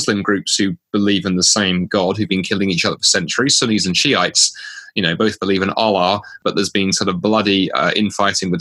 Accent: United Kingdom; moved away as an adult; now in Canada; as a Brit moving to Canada in 2010

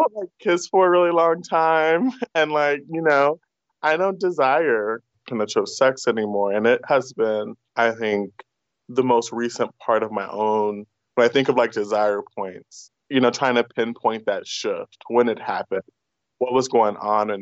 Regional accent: United States; first language English; born a U.S. citizen, and English is my first language

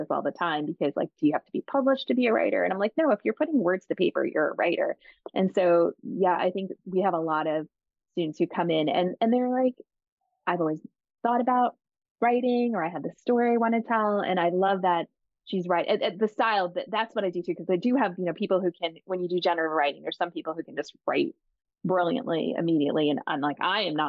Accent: Long Island, New York, United States; I grew up biracial on Long Island in a, you know, Italian Irish community

